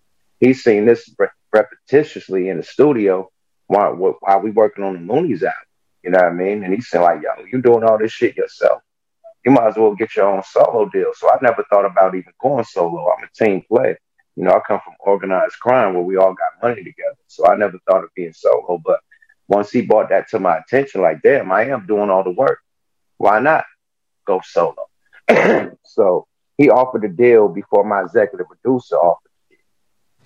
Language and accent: English; Oakland, California, United States; I'm from the Pill, one of the most notorious projects from Oakland